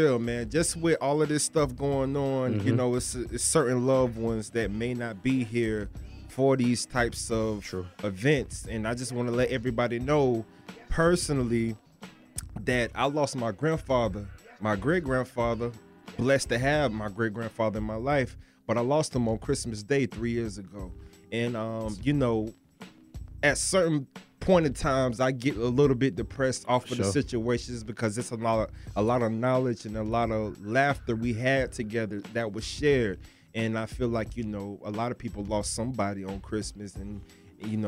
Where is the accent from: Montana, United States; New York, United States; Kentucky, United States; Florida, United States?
Florida, United States; moved away; I'm from Florida, so we got a Publix on every corner.